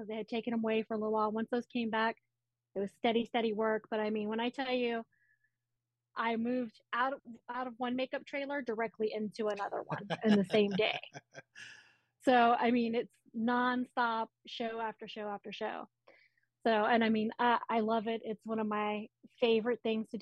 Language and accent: English; Lafayette, Louisiana, United States; also born or lived in Los Angeles / Austin / Florida; now in New Orleans, United States; I'm originally from Lafayette, which is about 2.5 hours from west of New Orleans